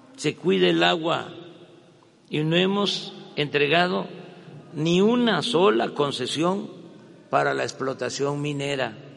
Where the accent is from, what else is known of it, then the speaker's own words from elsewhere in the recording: Mexico; Como muchos mexicanos